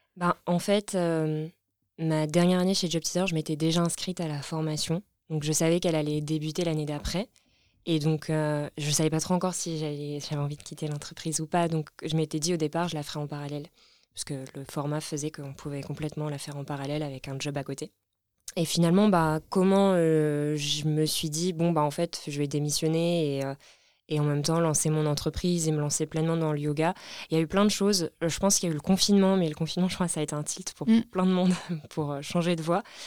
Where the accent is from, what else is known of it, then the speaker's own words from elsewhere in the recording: Lorraine, Grand Est, France; moved away as an adult; also born or lived in Nancy / Grenoble; now in Paris, France; je viens de Lorraine, dans l'est de la France.